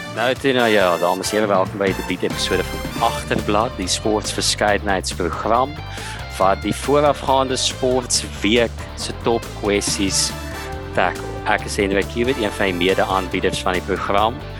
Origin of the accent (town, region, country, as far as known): South Africa